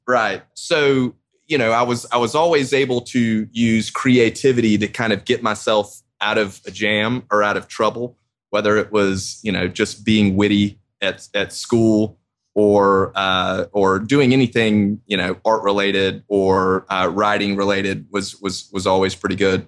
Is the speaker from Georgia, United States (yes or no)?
yes; Augusta, Georgia, United States; also born or lived in Athens, Georgia; when I moved back to Augusta from college from the University